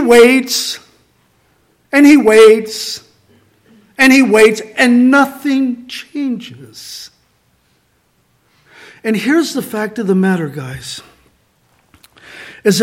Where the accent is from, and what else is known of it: Santa Barbara, California, United States; born or raised there; moved away